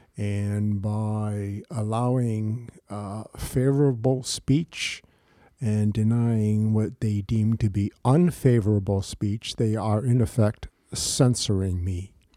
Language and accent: English; Bridgeport, Connecticut, United States; also born or lived in Fairfield / Shelton; I was born and raised in Bridgeport